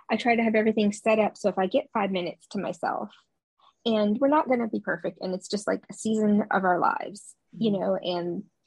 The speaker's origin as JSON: {"language": "English", "region": "New York", "country": "United States", "moved": "yes", "said": "I'm originally from New York and Italian"}